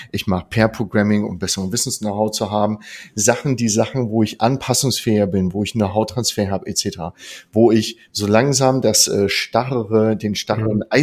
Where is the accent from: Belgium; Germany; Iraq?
Germany; Northern Germany; Ich komme aus dem Norden und da heißt es schön, wer auf dem Surfbrett nach einer Welle immer noch draufsteht, der hat recht gehabt.